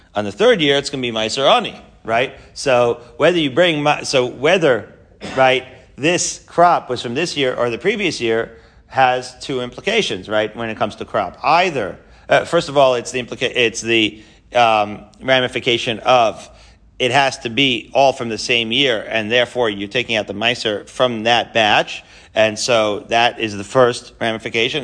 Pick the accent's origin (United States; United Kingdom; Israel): Israel; Haifa, Haifa District; moved away; I grew up in Israel, you know, in Haifa.